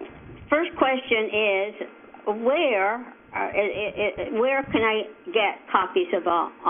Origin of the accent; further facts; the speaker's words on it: Canada; because I'm Canadian, medical graduate of Dalhousie.